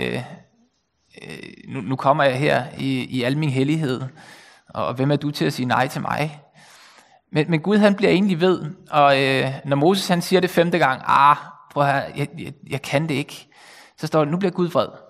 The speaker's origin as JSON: {"language": "Danish", "area": "Bornholm", "region": "Capital Region of Denmark", "country": "Denmark", "tie": "born or raised there", "also_born_or_lived": "Copenhagen", "moved": "as an adult", "lives_now": "North Zealand, Denmark", "said": "så jeg kommer selv fra Bornholm og har boet her i 20 år."}